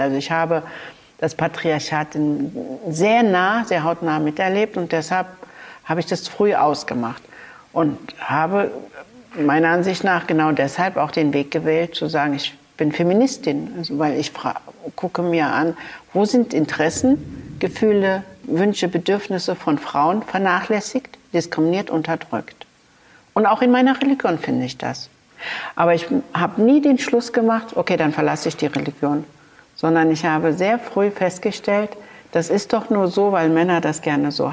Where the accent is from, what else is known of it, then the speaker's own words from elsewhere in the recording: Berlin, Germany; im Wedding in der Utrechter Straße bin ich zur Schule gegangen, in die Rübezahl Grundschule